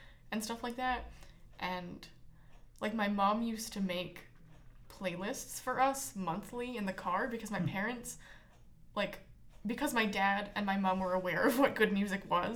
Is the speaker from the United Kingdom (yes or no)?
no; Winnipeg, Manitoba, Canada; I grew up in Winnipeg